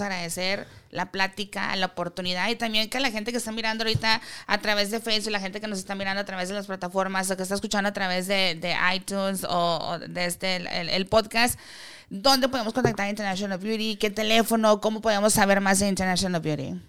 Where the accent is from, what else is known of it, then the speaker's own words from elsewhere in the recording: Mexico; como latino, como mexicano, lo quiero decir mexicano